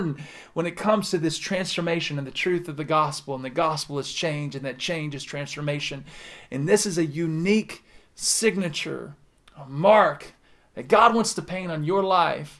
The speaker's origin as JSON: {"language": "English", "region": "the South", "country": "United States", "said": "I'm from the South."}